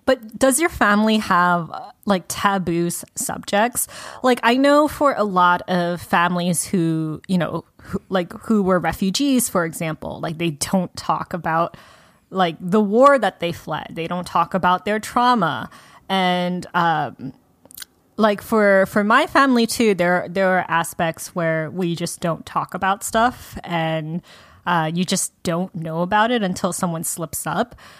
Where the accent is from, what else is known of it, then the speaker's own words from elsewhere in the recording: United States; I was raised in America.